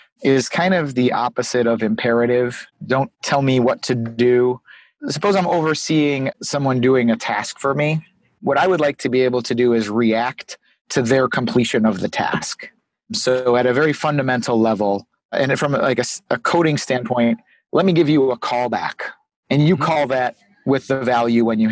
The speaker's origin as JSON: {"language": "English", "town": "Chicago", "region": "Illinois", "country": "United States", "said": "I'm from Chicago, Illinois. I'm a web developer out here"}